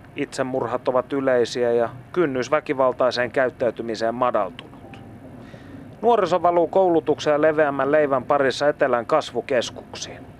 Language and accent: Finnish; Kokkola, Central Ostrobothnia, Finland; olen syntynyt Kokkolassa